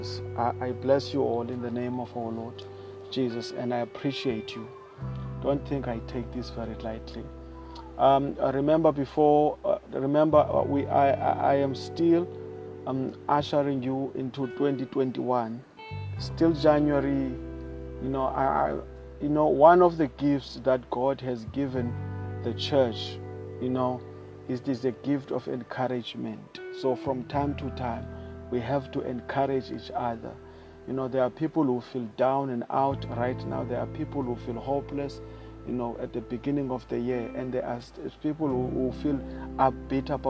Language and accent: English; South Africa; I am Latter-day Preacher. I come all the way from South Africa.